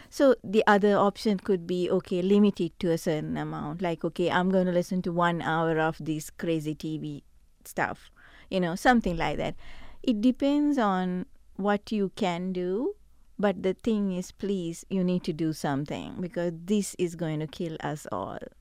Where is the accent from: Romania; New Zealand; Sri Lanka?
Sri Lanka; now in Ridgecrest, United States; I come from Sri Lanka, eh, originally